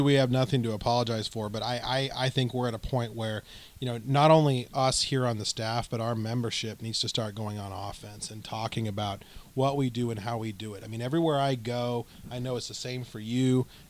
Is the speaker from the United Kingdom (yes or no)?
no; Southwest, United States; So we're from the Southwest, a couple of us, and you know, West Texas we include in that.